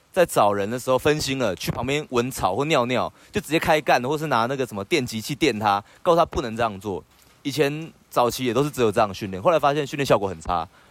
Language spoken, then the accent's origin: Chinese; Taiwan; 就我们台湾人